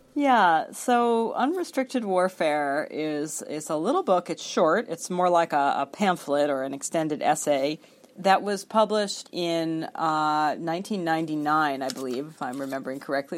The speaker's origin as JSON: {"language": "English", "country": "United States", "said": "as an American citizen"}